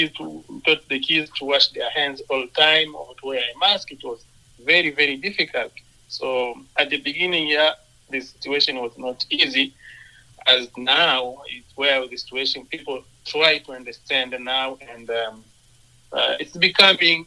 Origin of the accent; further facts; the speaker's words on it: Goma, North Kivu, DR Congo; moved away as an adult; also born or lived in Sherbrooke, Quebec, Canada; now in Brooks, Canada; my hometown Goma